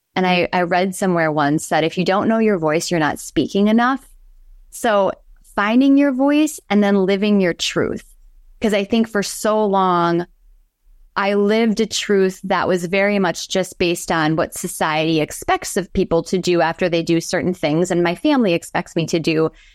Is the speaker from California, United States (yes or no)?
no; Pewaukee, Wisconsin, United States; I am from a small town of ten thousand, although I think it's probably larger now, called Pewaukee